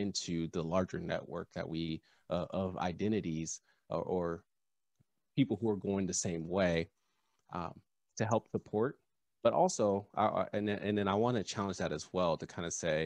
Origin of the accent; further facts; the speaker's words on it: Southern California, United States; I grew up in Southern California.